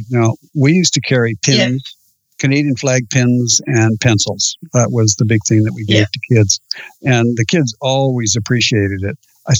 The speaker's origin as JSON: {"language": "English", "country": "Australia", "said": "I'm definitely Australian."}